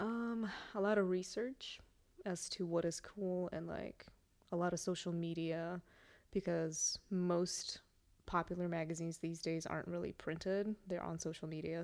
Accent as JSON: {"language": "English", "country": "Russia", "tie": "born or raised there", "moved": "yes", "said": "I grew up in Russia. I'm Russian"}